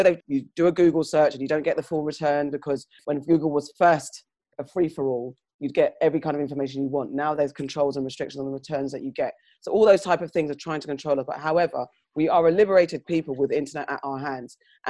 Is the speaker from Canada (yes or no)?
no; United Kingdom; First of all, I think the UK, we are the British whites, tend to be quite reserved about these type of things and don't like talking about these type of things. And as black citizens in this white country, we've adopted some of their ways